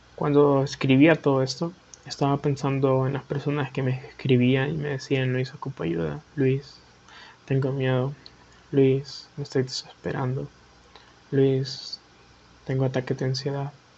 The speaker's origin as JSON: {"language": "Spanish", "country": "Honduras", "said": "Soy de Honduras"}